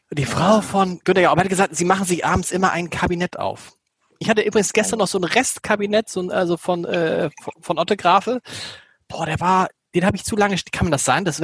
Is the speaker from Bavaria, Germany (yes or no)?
no; Hamburg, Germany; Olaf Scholz, darf ich das sagen? Wir kennen ja als Hamburger sehr gut, trinkt vor allen Dingen Rotwein.